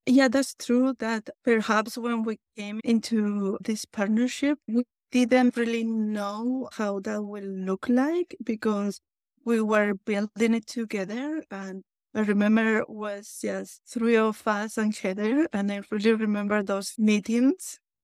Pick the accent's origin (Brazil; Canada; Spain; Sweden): Spain; Basque Country; English is a second language; moved away; as you might tell by my accent, I was born in Basque Country, northern Spain.